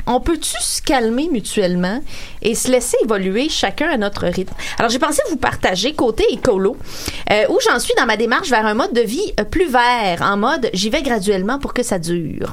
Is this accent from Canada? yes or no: yes; Sorel-Tracy, Quebec, Canada; je suis née, euh, à Sorel dans les années quatre-vingt